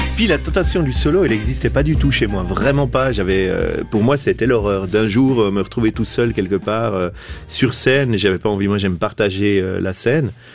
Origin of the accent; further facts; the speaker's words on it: Biel/Bienne, Bern, Switzerland; depuis mon enfance à Bienne